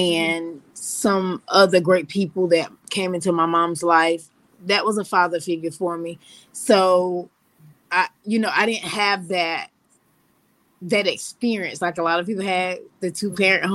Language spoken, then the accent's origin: English; Loris, South Carolina, United States; I'm South Carolina born and raised